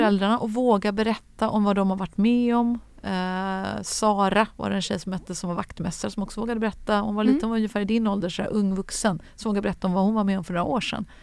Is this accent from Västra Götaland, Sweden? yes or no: yes; Gothenburg, Västra Götaland, Sweden; moved away; Jag växte upp bland de där höghusen runt Frölunda torg.